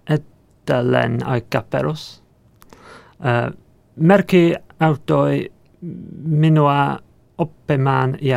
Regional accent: England, United Kingdom; Finnish is a second language; now in Helsinki, Finland; olen ohjel, ohjelmistoinsinööri Lidfiderssä Helsingissä. Muutin Suomen Englannista viime kesäkuussa.

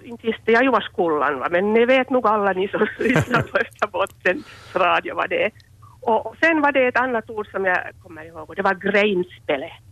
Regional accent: Espoo, Uusimaa, Finland; moved away as an adult; also born or lived in Ostrobothnia; now in Vaasa, Finland; jag är ju uppväxt i, i södra Finland, i Esbo

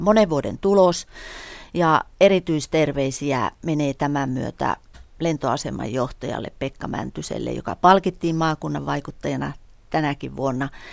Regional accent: northern Finland, Finland

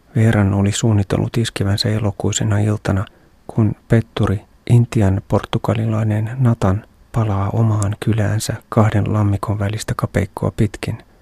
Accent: Finland; olen Suomesta

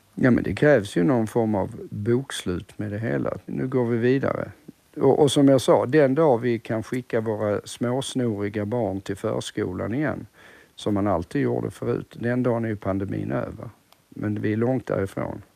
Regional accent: Sweden; som svensk

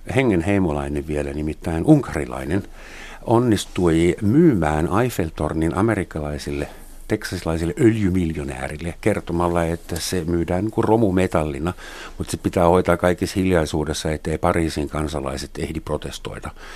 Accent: Germany; mä saksalaisena

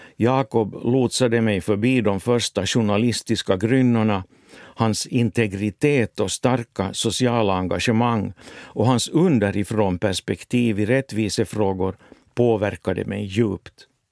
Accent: Finland; moved away as an adult; also born or lived in Helsinki, Finland / West Germany; för mig som finländare

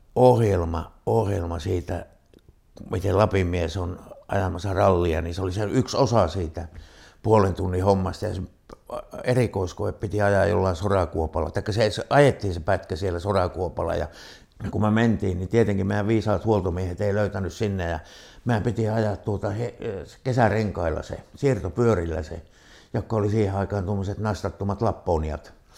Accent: Kaamanen, Lapland, Finland; now in Rovaniemi, Finland; me on itse sieltä Kaamasen perältä, niin takaisin sehän me sieltä on syntyisin

